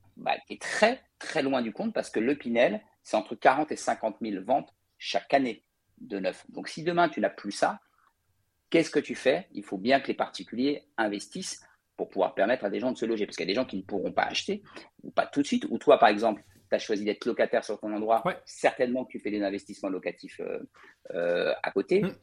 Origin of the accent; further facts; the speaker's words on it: Paris, Île-de-France, France; je suis parisien euh, d'origine